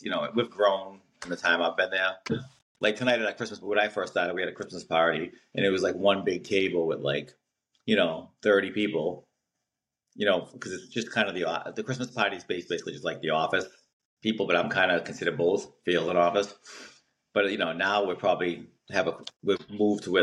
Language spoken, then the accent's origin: English; Everett, United States; born or raised there